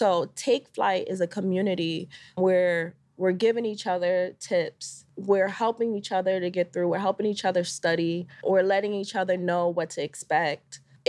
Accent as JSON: {"language": "English", "region": "Connecticut", "country": "United States", "said": "So I'm originally from Connecticut."}